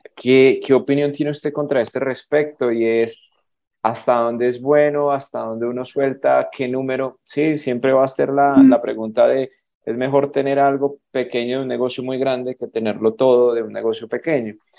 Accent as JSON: {"language": "Spanish", "country": "Colombia", "said": "nosotros como, como colombianos"}